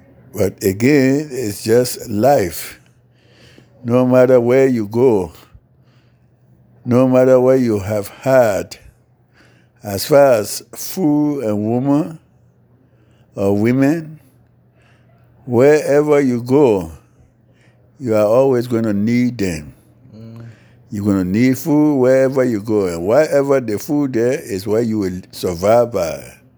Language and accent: English; Liberia; now in North Carolina, United States; So when I came from Liberia, I came strictly to them in North Carolina and still remain in North Carolina.